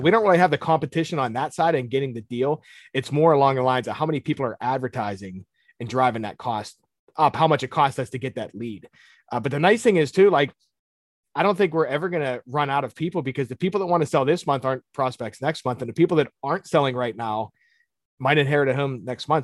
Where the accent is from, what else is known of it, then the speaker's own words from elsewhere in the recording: Pittsburgh, Pennsylvania, United States; I'm born and raised in Pittsburgh